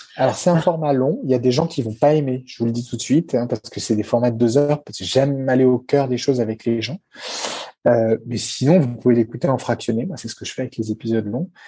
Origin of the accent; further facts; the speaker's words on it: France; nous, chez nous en France